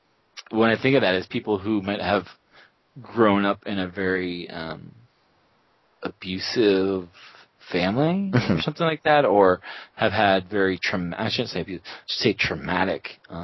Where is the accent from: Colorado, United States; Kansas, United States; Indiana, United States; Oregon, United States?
Colorado, United States